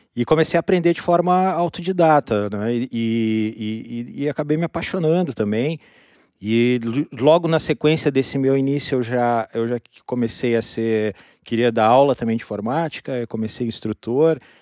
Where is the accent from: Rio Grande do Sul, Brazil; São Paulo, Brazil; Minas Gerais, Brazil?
Rio Grande do Sul, Brazil; Rio Grande; Eu sou natural de Rio Grande, interior aqui do Rio Grande do Sul.